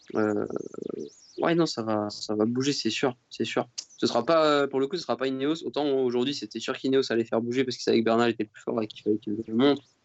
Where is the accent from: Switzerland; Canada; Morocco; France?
France; en tant que Français